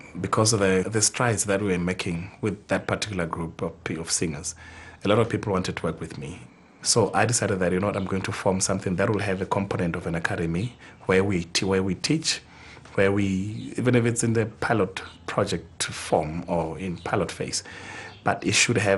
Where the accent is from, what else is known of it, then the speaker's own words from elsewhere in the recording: Lesotho; now in Maseru, Lesotho; I come from Ghana, a village off north, and I stay in Maseru at the moment, in Lesotho.